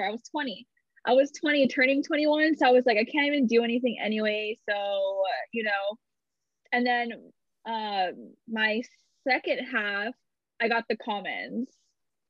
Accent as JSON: {"language": "English", "region": "California", "country": "United States", "tie": "born or raised there", "said": "that would have been so cool if I could have worked at Disneyland, since I grew up there. I grew up in Disneyland."}